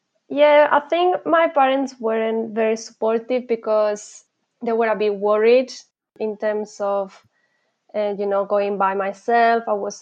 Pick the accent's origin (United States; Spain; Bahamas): Spain; Malaga, Andalusia; moved away as an adult; now in Leeds, United Kingdom; I'm an expat living in the UK, right. But I'm originally from Spain. I'm from Malaga, which is in the south of Spain. And I decided to move abroad when I was doing my university degree.